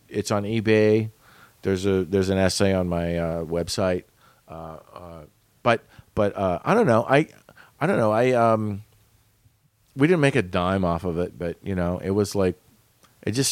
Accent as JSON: {"language": "English", "region": "Montana", "country": "United States", "tie": "born or raised there", "said": "my hometown of Montana, where there are no black people"}